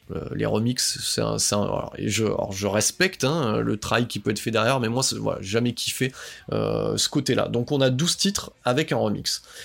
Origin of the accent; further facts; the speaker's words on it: the South, southern France, France; je suis quelqu'un du Sud